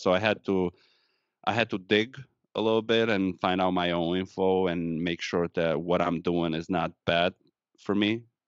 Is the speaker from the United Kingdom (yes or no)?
no; Romania; English is a second language; moved away as an adult; now in Wisconsin, United States; I'm Romanian, born and raised in Romania, moved to the United States once I graduated college back home